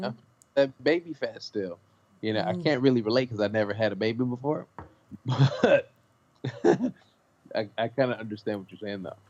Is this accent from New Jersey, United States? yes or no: no; Los Angeles, California, United States; I grew up on McDonald's. I'm from South Central Los Angeles.